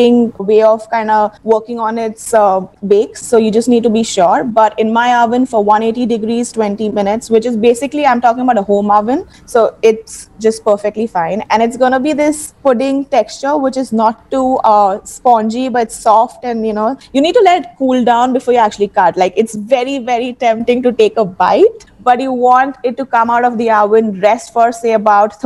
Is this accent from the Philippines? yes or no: no; Mumbai, Maharashtra, India; I've been born and brought up in Bombay